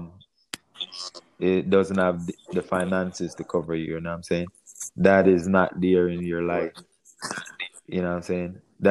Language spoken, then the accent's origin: English; Jamaica; moved away as an adult; now in United States; I came from Jamaica at age 18